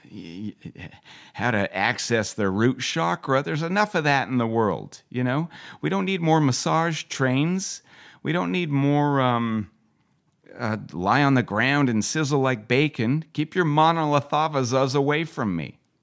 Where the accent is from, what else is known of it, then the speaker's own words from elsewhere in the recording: West Vancouver, British Columbia, Canada; also born or lived in Calgary; Growing up in West Vancouver, just try not to get the shit beaten out of me at school